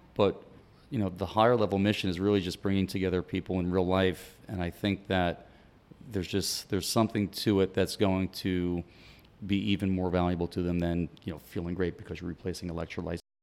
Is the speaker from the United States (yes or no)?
yes; New York City, New York, United States; moved away; also born or lived in Miami; I'm originally from New York City